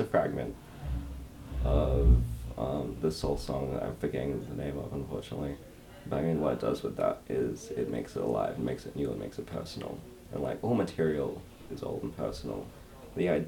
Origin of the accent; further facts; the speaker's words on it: Perth, Western Australia, Australia; I grew up in Perth